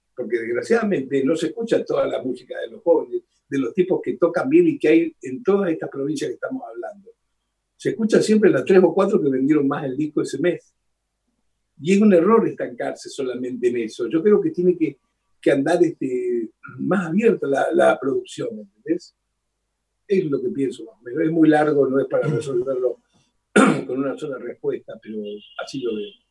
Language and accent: Spanish; Rosario, Santa Fe, Argentina; now in Buenos Aires, Argentina; soy rosarino